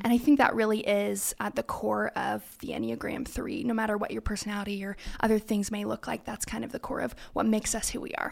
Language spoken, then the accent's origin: English; California, United States; moved away as an adult; now in Idaho, United States; I am originally from California, so born and raised